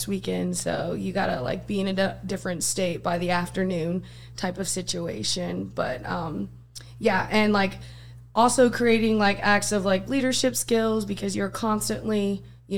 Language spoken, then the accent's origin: English; Westphalia, Missouri, United States; moved away; also born or lived in Jefferson City, Missouri; I originally, though, grew up in a town just outside of Jeff. It's called Westphalia, Missouri.